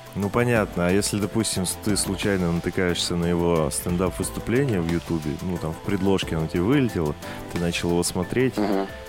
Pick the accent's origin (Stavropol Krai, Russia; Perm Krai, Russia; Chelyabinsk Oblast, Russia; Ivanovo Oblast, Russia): Perm Krai, Russia; Perm; moved away; у нас на родине в Перми